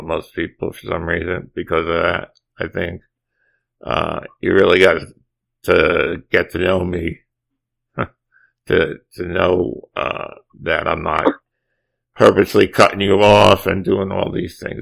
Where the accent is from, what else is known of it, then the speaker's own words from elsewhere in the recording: New Jersey, United States; moved away as an adult; I grew up in New Jersey